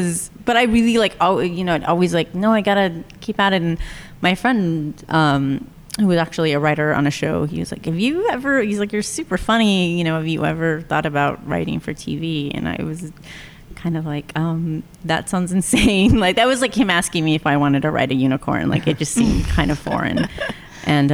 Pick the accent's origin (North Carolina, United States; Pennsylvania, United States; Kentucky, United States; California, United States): California, United States; Orange County; moved away as an adult; also born or lived in Los Angeles; I grew up in Orange County